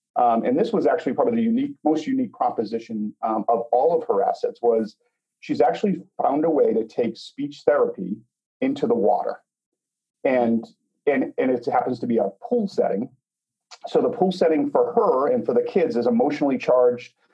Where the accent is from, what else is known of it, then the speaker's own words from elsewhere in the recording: Boston, Massachusetts, United States; now in Chicago, United States; we now live outside of Chicago. We're originally from Boston.